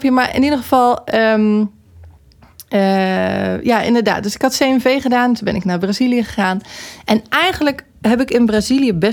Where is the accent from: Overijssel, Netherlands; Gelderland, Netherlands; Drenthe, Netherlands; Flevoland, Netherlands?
Gelderland, Netherlands; near Nijmegen; moved away as an adult; also born or lived in Eindhoven; Ik kom uit de buurt van Nijmegen.